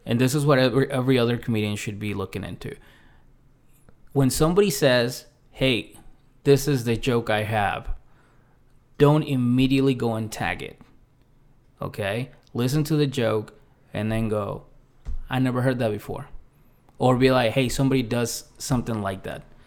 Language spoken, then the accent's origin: English; Mexico City, Mexico; moved away; also born or lived in South Shore, Massachusetts, United States; I grew up in Mexico City, and I also came up in the South Shore of, uh, of Massachusetts.